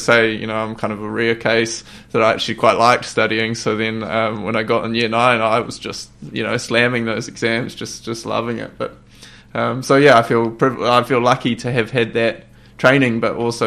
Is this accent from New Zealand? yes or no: yes; Hawke's Bay, New Zealand; moved away as an adult; also born or lived in Japan; I am born and bred in Hawke's Bay, attended a few great schools here too